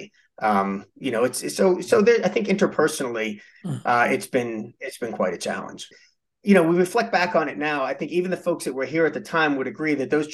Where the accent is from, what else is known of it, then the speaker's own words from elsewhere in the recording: Pittsburgh, Pennsylvania, United States; moved away as an adult; also born or lived in Midwest; I was born and raised in Pittsburgh